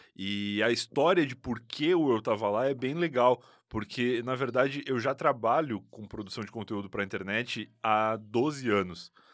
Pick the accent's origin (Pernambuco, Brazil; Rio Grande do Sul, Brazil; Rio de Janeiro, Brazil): Rio Grande do Sul, Brazil; Rio Grande; moved away as an adult; now in São Paulo, Brazil; eu nasci em Rio Grande, que é uma cidade no sul do Rio Grande do Sul